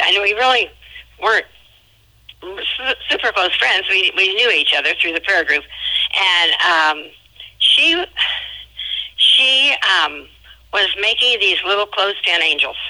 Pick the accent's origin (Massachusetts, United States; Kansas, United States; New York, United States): Kansas, United States; Williamsburg; moved away as an adult; now in Southern Illinois, United States; I'm from a little town called Williamsburg. I grew up in a little Methodist church.